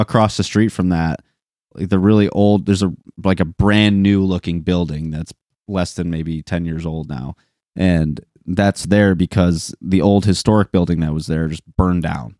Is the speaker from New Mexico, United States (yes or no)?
no; Linden, Michigan, United States; I went to Linden